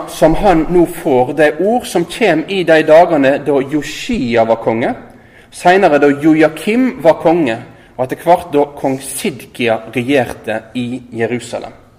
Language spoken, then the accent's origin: Norwegian; Øygarden, Vestland, Norway; moved away as an adult; also born or lived in Oslo / Tromsø; Jeg er født og oppvoksen i Øygarden utafor Bergen her